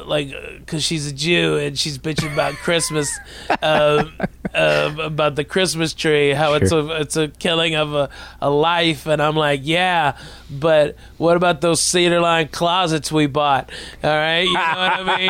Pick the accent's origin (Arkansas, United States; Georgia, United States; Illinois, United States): Arkansas, United States; Growing up in Arkansas